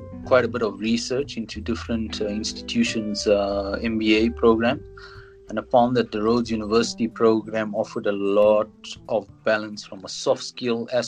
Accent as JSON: {"language": "English", "town": "King William's Town", "region": "Eastern Cape", "country": "South Africa", "tie": "born or raised there", "moved": "yes", "lives_now": "Johannesburg, South Africa", "said": "I grew up in a small town called King Williamstown in the Eastern Cape."}